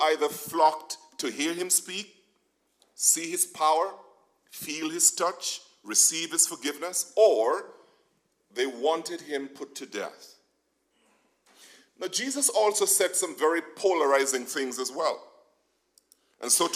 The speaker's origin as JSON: {"language": "English", "region": "Nevis", "country": "St. Kitts & Nevis", "tie": "born or raised there", "moved": "yes", "said": "Now, growing up in Nevis"}